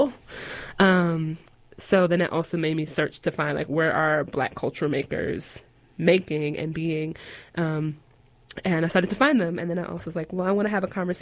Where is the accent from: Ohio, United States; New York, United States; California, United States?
New York, United States; Long Island; now in Durham, United States; I am an artist living in Durham, making work in Durham. But I'm originally from Long Island, the Strong Island, New York